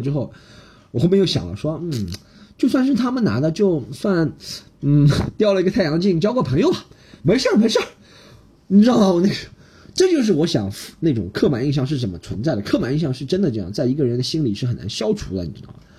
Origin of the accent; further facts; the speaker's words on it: Shanghai, China; 我先用上海话说，让她知道我是个上海人